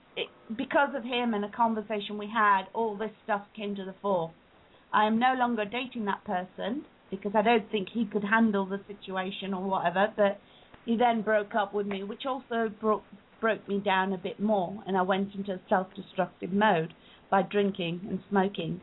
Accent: England, United Kingdom; also born or lived in Uganda; I was born in Uganda. We moved to England when I was 3 years old

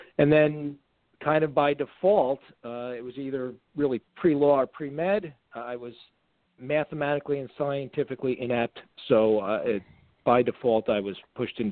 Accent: New Paltz, New York, United States; also born or lived in Newburgh, New York; I grew up in New Paltz, New York

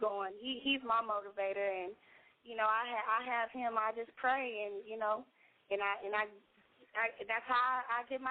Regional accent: Austin, Texas, United States; I'm from Austin.

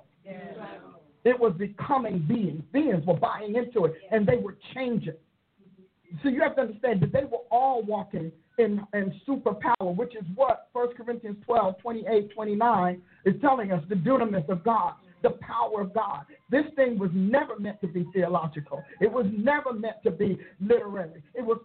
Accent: Newark, New Jersey, United States; I was raised in Newark

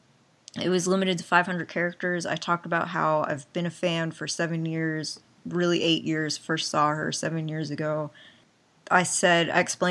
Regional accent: Pennsylvania, United States; I'm from Pennsylvania

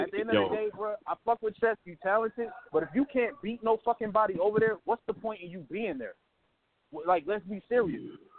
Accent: Midwest, United States; I'm from the Midwest

